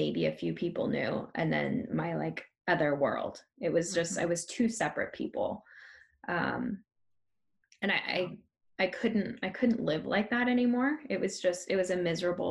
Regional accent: Tonasket, Washington, United States; I grew up in Tenasket and I took pigs to the county fair

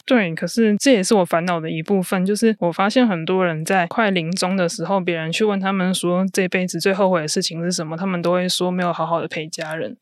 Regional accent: southern Taiwan, Taiwan; moved away as an adult; also born or lived in Taipei; now in northern Taiwan; 我现在是在北部工作，那我是南部人

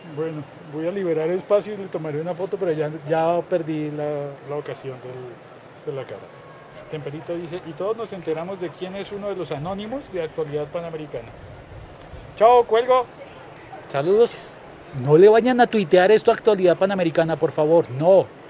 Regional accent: Colombia; como colombiano

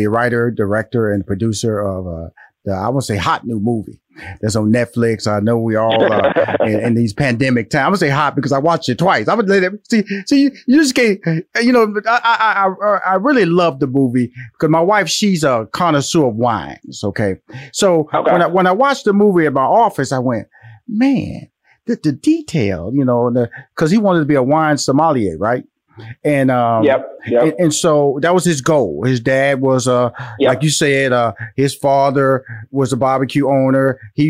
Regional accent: Houston, Texas, United States; I'm from Houston, Texas. I'm a Texas boy.

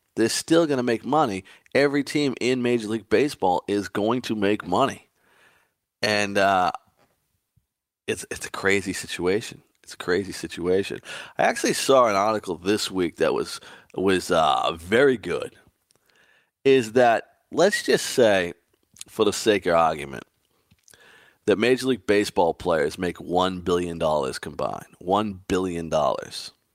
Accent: Boston, Massachusetts, United States; growing up in Boston, I was a huge Red Sox fan

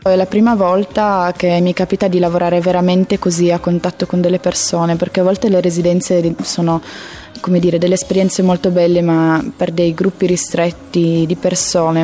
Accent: Turin, Piedmont, Italy; io che sono di Torino

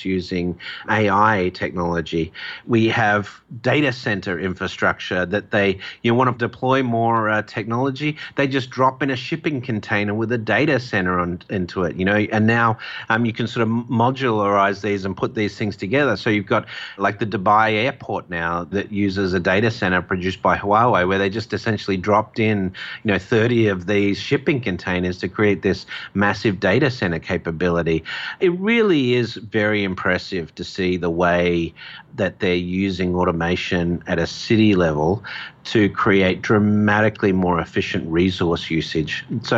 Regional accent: Australia; in my home country, Australia

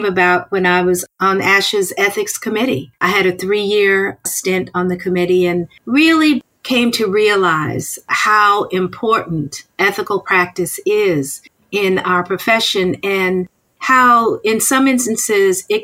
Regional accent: North Carolina, United States; moved away as an adult; now in South Carolina, United States; I'm originally from North Carolina

